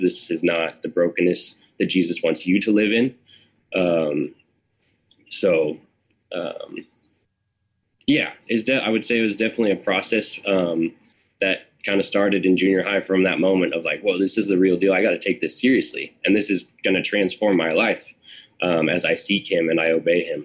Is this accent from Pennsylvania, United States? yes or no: no; Sacramento, California, United States; also born or lived in Arnold, California; I grew up in Sacramento for the first ten years of my life